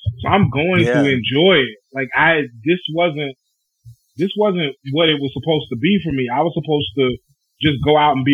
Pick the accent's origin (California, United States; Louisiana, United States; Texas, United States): Louisiana, United States; Bernice; Bernice, my hometown, had an elementary and a high school